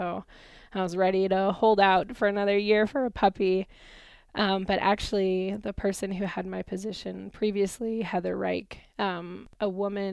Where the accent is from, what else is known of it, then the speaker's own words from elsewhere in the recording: Southern California, United States; moved away as an adult; now in Nevada, United States; I grew up in Southern California